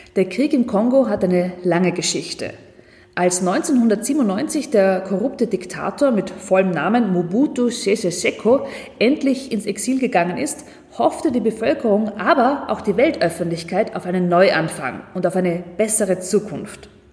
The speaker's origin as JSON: {"language": "German", "country": "Austria", "said": "wir als Österreicher"}